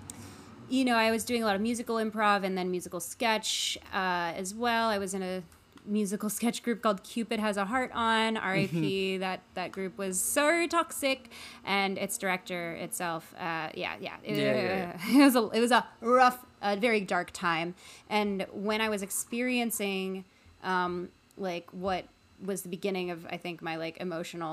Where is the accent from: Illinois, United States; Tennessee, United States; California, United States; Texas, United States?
Illinois, United States; Chicago; moved away as an adult; also born or lived in New York; now in Los Angeles, United States; I was born and raised in Chicago. I very much consider Chicago to be my hometown